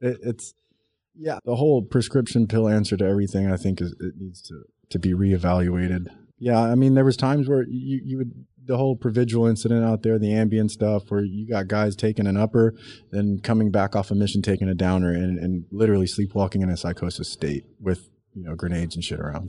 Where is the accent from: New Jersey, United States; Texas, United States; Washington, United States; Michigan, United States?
Texas, United States; South; I grew up in South Texas